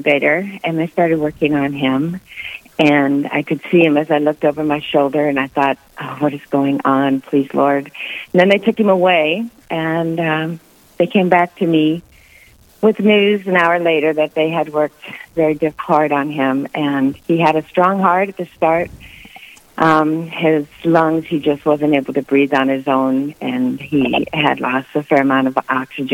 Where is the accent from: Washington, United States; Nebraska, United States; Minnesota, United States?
Nebraska, United States; Norfolk; I grew up in Norfolk, Nebraska